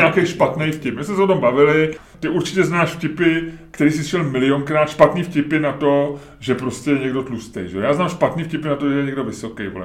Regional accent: Holešovice, Prague, Czechia; za dětství, ty vole, v Holešovicích

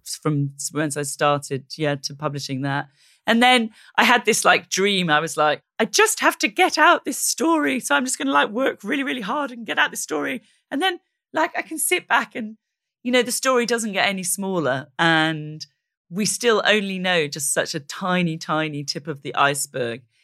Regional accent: South Wales, United Kingdom; moved away; I'm from South Wales.

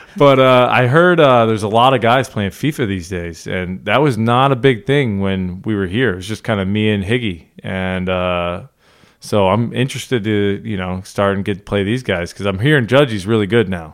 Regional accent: Northeast, United States; I grew up in the Northeast

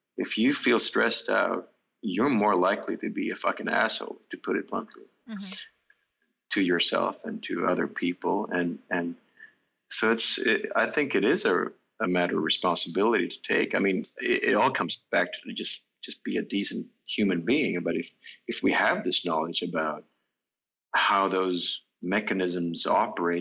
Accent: Stockholm, Stockholm County, Sweden; the apartment houses I grew up in Stockholm

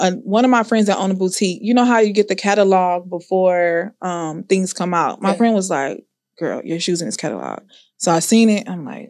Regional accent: Houston, Texas, United States; I'm from Houston.

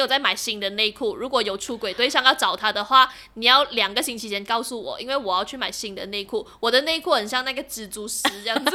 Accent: Malaysia; 我们马来西亚华人

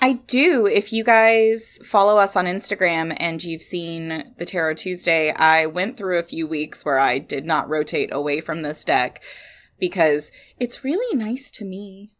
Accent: Kentucky, United States; accent: southern; we're from Kentucky.

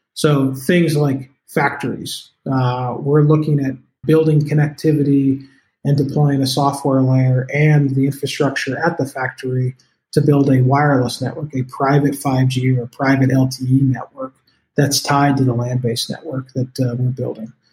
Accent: Colorado, United States; I am from Colorado, so I say CBD a lot

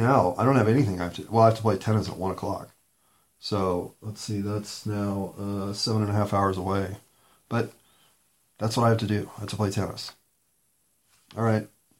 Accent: Denver, Colorado, United States; also born or lived in East Coast / Portland, Oregon / Seattle; I was born in Denver, Colorado, but I left at 18 to go to college on the East Coast

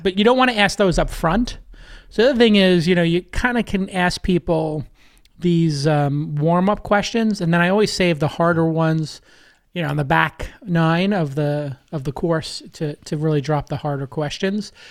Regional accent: New York City, New York, United States; growing up in Brooklyn

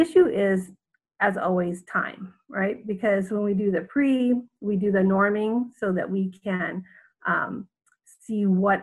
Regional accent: Southern Indiana, United States; moved away as an adult; now in Jeddah, Saudi Arabia; I am from Southern Indiana, but I have lived in the Middle East for the past 30 years

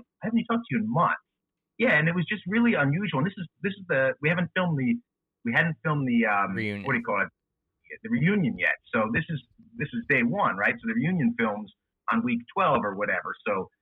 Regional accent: New Jersey, United States; moved away as an adult; I'm from North Jersey, right outside of New York, but my company is outside of Philadelphia, so I moved down here

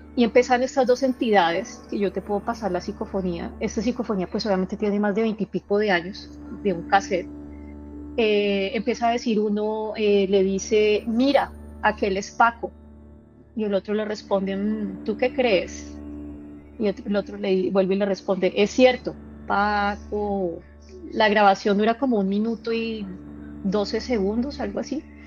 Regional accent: Colombia; now in Arkansas, United States; soy eh, de Colombia, actualmente me encuentro residiendo en Arkansas, en Estados Unidos

